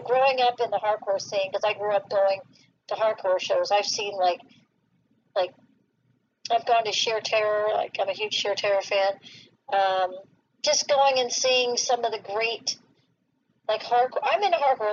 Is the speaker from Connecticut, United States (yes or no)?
no; South Florida, United States; I grew up in South Florida